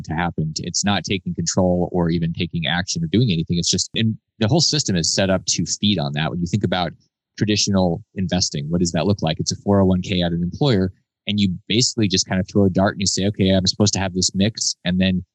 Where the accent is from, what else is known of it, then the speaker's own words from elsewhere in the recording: United States; I was born in America